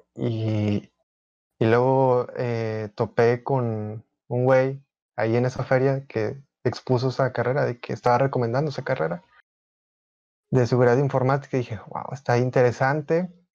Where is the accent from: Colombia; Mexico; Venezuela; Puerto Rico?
Mexico; Monterrey, Nuevo León; tengo 21 años, soy de Monterrey, Nuevo León